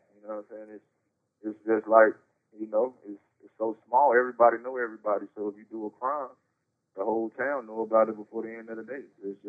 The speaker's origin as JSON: {"language": "English", "town": "Eden", "region": "North Carolina", "country": "United States", "tie": "born or raised there", "said": "I'm from Eden, North Carolina. I grew up with my grandma, really."}